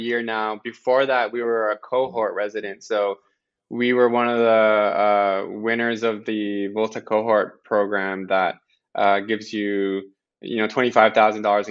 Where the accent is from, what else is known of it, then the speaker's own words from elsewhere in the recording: Amiro's Hill, southwest Nova Scotia, Canada; moved away as an adult; now in Halifax, Canada; I grew up in a very small village called Amiro's Hill. It's a small Acadian village, about 20 minutes from Yarmouth in southwest Nova Scotia